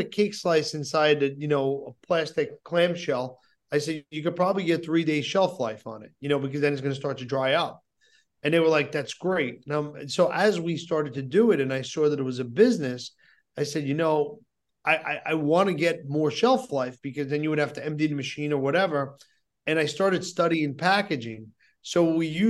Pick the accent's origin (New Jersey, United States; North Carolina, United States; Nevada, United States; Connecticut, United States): New Jersey, United States; I'm from New Jersey, but New York, New Jersey, that's my city